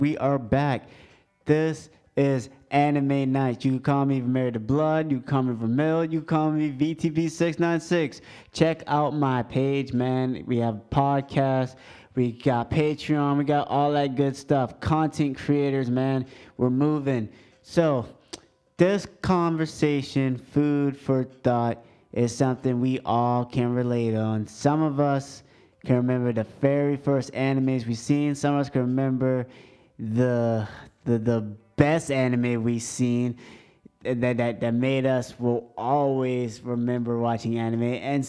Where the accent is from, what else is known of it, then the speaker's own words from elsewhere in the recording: England, United Kingdom; first language English; because I'm English. English is my first language.